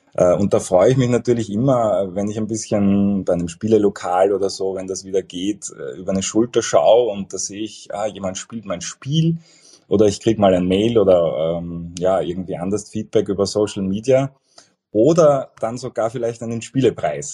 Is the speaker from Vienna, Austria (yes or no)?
yes; Vienna, Austria; ich bin, bin ein Wiener